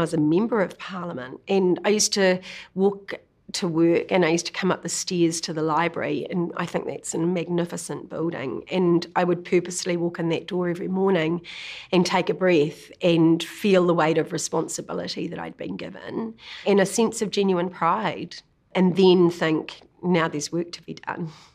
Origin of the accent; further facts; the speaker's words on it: Kinloch, Waikato, New Zealand; also born or lived in Auckland; we grew up in Kinloch predominantly. Uh, we moved from Auckland to Kinloch when I was about five years old